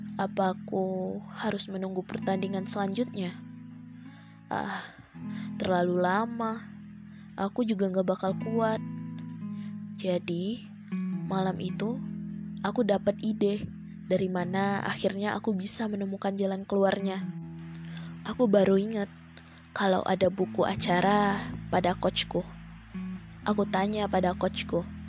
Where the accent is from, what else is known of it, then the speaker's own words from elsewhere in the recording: Bukittinggi, West Sumatra, Indonesia; Aku dari Bukit Tinggi